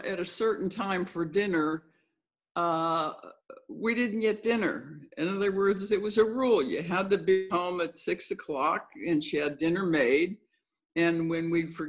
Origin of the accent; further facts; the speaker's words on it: Los Angeles, California, United States; also born or lived in Pennsylvania; I moved out here from Pennsylvania when I was 5 years old to Los Angeles